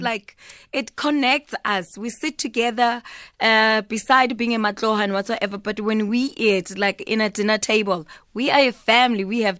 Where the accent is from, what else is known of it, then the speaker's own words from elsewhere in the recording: South Africa; because I'm South African